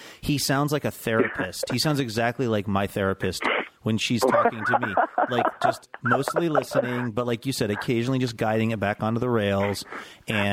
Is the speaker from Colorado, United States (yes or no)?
no; Seattle, Washington, United States; I grew up in Seattle in the '80s and the '90s